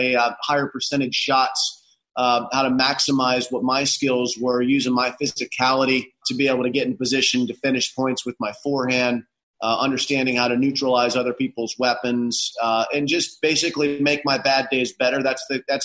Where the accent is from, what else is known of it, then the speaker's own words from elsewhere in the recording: Florida, United States; growing up in Florida